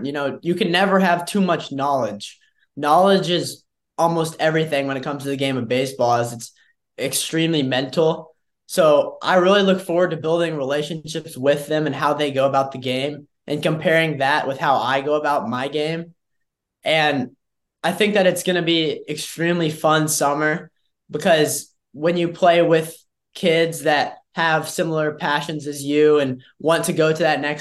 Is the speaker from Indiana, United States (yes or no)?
yes; Indiana, United States; I'm from Indiana